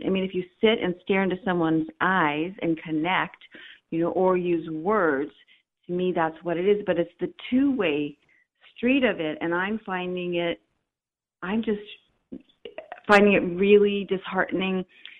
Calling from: San Diego, California, United States; I'm calling from San Diego.

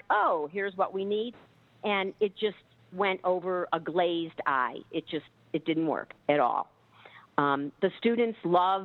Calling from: Chicago, Illinois, United States; I'm calling from Chicago.

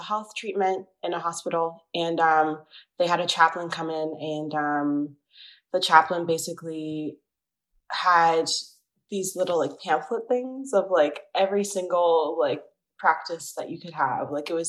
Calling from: New York City, New York, United States; I am 25 years old, and I'm calling from Brooklyn, New York

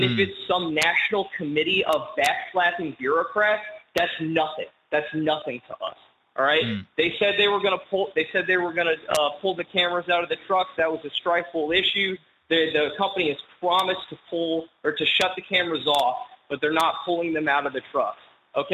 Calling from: Denton, Texas, United States; I'm calling out of Denton, Texas.

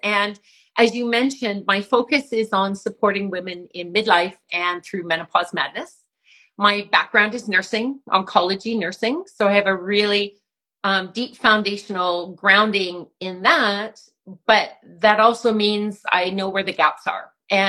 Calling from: Calgary, Alberta, Canada; Calgary, Alberta.

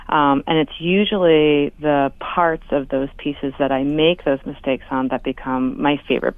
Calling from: Anchorage, Alaska, United States; I'm calling in from Anchorage today.

